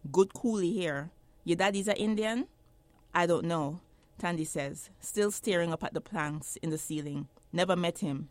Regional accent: Jamaica; moved away as an adult; now in United States; I grew up in Jamaica. I was, I lived there until I was seventeen years old.

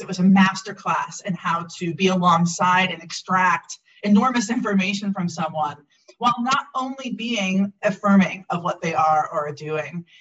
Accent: Milwaukee, Wisconsin, United States; I was raised in Milwaukee, Wisconsin

